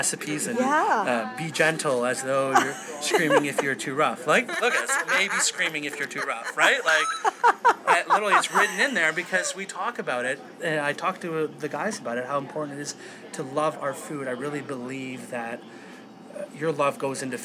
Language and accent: English; Toronto, Ontario, Canada; I'm from Toronto